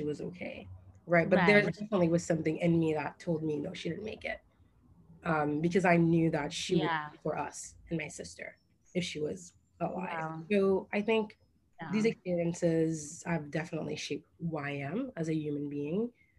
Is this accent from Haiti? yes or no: yes; Port-au-Prince, Ouest, Haiti; moved away; I was raised in Port-au-Prince, Haiti for more than half of my life